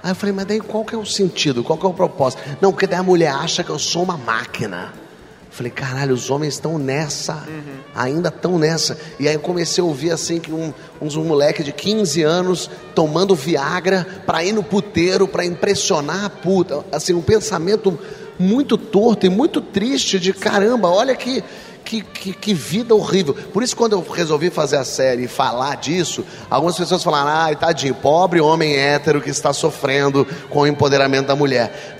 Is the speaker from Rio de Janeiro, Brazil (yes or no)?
yes; Rio de Janeiro, Brazil; eu sou do Rio, do meio artístico